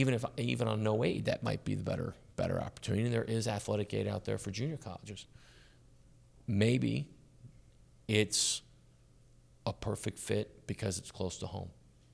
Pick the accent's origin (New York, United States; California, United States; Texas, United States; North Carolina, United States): Texas, United States; Dallas; I grew up in Dallas, which is one big suburb.